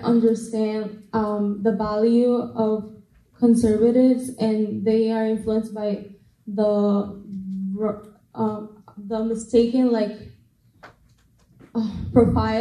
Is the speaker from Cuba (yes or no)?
yes; Cuba; now in United States; I'm from Cuba, and I'm recently starting a Turning Point USA chapter in my high school